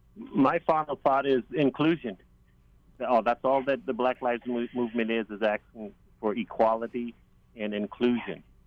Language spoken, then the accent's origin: English; the South, United States; now in Maui, United States; I grew up in the South. I was raised in the South